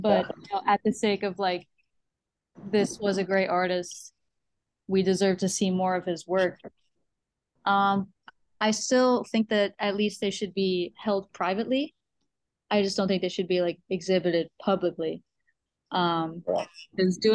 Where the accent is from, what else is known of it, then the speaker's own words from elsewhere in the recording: New York, United States; moved away; I'm originally from New York